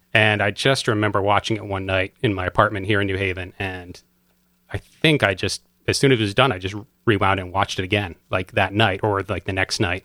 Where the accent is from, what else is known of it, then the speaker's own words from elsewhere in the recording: Madison, Connecticut, United States; I grew up in Madison